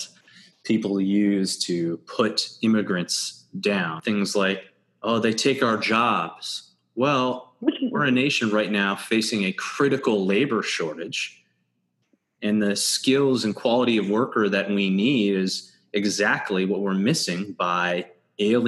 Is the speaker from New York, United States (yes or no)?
yes; Red Creek, New York, United States; growing up in Red Creek